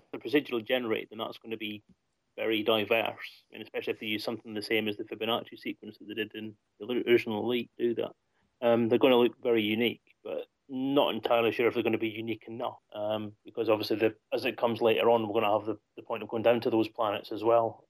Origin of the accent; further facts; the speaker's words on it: Scotland, United Kingdom; now in Derby, United Kingdom; I live in Derby, but as you can probably hear, I'm from Scotland originally